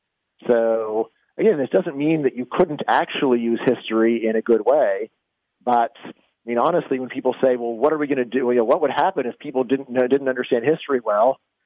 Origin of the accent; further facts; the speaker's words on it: Virginia, United States; in my home state of Virginia